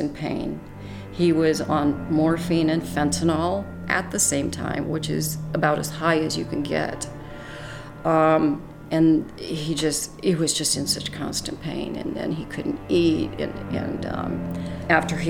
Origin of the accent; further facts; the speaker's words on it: Illinois, United States; now in Arizona, United States; I was born in Illinois, and now I'm here in Arizona